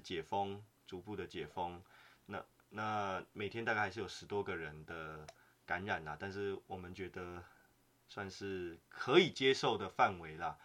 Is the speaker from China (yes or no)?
no; Taiwan; moved away as an adult; now in Vienna, Austria; 我们台湾人在海外